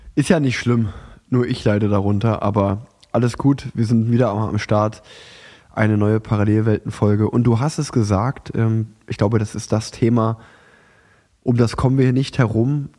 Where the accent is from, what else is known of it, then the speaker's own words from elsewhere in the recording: Unna, North Rhine-Westphalia, Germany; now in Cologne, Germany; nach Unna gefahren, in meine alte Heimat